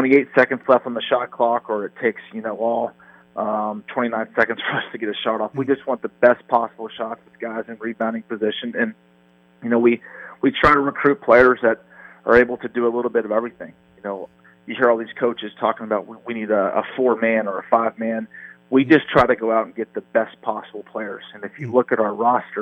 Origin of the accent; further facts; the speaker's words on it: Marietta, Ohio, United States; From Marietta, Ohio.